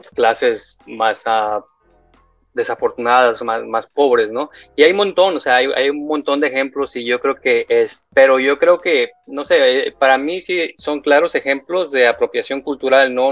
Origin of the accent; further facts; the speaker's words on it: Guadalajara, Jalisco, Mexico; moved away; yo crecí en Guadalajara